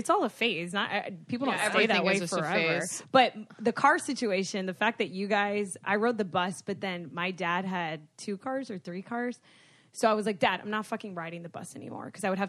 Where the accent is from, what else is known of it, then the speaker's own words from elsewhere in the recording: Broward County, Florida, United States; I was from Broward County.